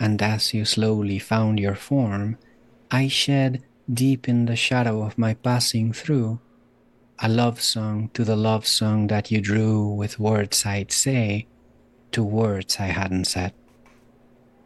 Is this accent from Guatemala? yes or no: yes; Guatemala; also born or lived in Germany; now in Salem, United States; I was born in Germany. I grew up in Guatemala. I am now an American citizen